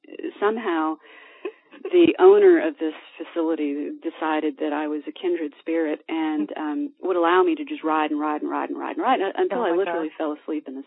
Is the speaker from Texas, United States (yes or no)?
no; Virginia, United States; I was born in Virginia in horse country